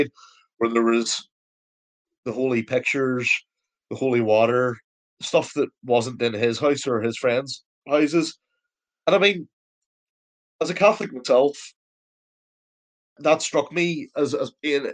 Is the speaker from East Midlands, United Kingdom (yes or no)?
no; Belfast, Northern Ireland, United Kingdom; I grew up in the Cliftonville Road for a number of years